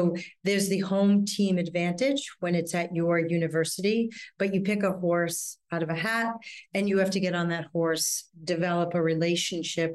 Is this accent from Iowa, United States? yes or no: no; a suburb outside of Boston, Massachusetts, United States; now in New York City, United States; I'm originally from Boston, outside of Boston, a suburb outside of Boston